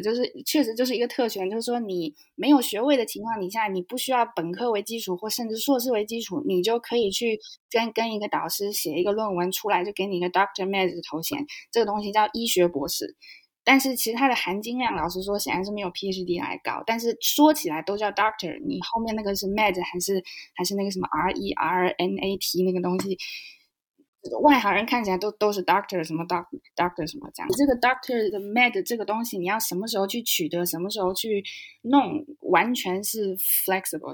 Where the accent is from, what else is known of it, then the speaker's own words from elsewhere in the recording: Nanjing, Jiangsu, China; moved away as an adult; now in Germany; 我是南京人，然后我在，嗯，在国内先学了德语，因为一个机缘巧合在中学有学德语，是第一外语